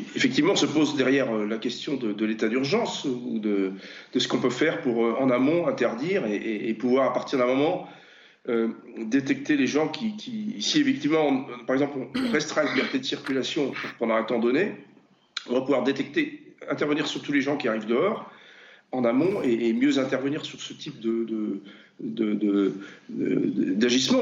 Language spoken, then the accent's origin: French; Brittany, France; je suis breton